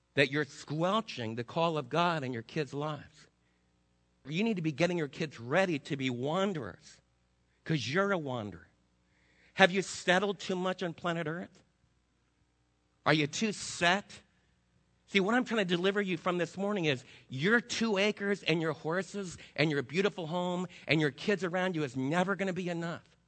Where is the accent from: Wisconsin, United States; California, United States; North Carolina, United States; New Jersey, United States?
New Jersey, United States; moved away as an adult; also born or lived in Brooklyn, New York; now in Texas, United States; I wasn't born in Texas. I was born in New Jersey with the water